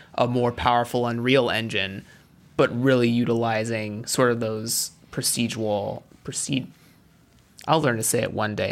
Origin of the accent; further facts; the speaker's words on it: United States; I'm American. I'm not African by any stretch of the imagination